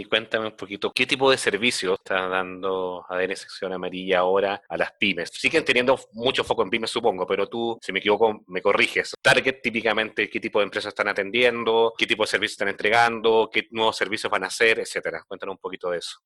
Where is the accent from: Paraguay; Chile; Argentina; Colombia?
Chile; moved away as an adult; now in Mexico; soy de Chile, pero bueno, vivo acá con hijos mexicanos hace casi 14, 15 años ya